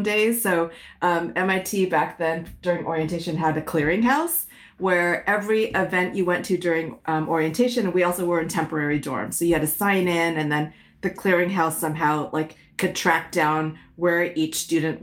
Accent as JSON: {"language": "English", "area": "San Francisco Bay Area", "region": "California", "country": "United States", "tie": "born or raised there", "also_born_or_lived": "Malaysia / Connecticut", "first_language": "Hokkien", "second_language": "English", "said": "spent most of my childhood growing up in the San Francisco Bay Area"}